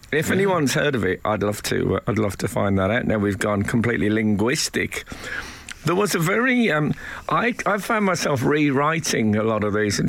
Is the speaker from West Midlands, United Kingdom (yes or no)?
yes; West Midlands, United Kingdom; when I was growing up in the West Midlands